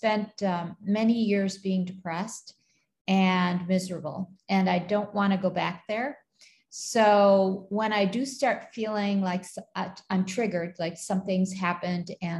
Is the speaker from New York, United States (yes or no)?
yes; Buffalo, New York, United States; moved away as an adult; now in Kuwait; I grew up in Buffalo, New York